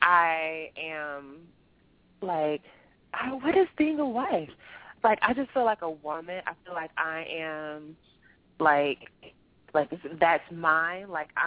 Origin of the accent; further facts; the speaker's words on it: the South, United States; I love being a wife. I'm from the South.